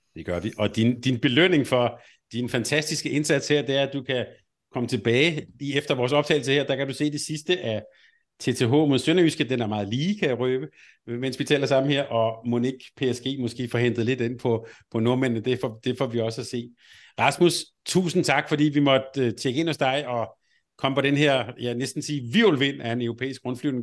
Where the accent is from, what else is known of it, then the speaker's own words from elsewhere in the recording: Helsingør, Capital Region of Denmark, Denmark; jeg er vokset op i Helsingør